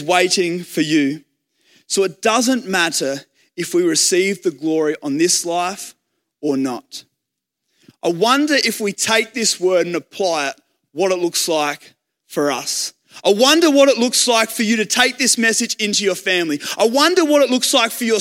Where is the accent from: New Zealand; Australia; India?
Australia; I was happy to be an Aussie.